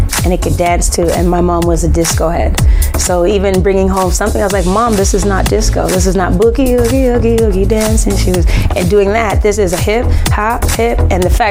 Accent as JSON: {"language": "English", "country": "Jamaica", "moved": "yes", "lives_now": "Canada", "said": "I was an immigrant from Jamaica"}